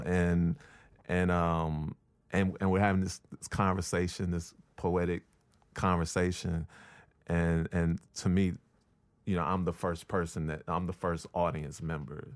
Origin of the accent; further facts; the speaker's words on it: Chicago, Illinois, United States; moved away; also born or lived in Brooklyn; from Chicago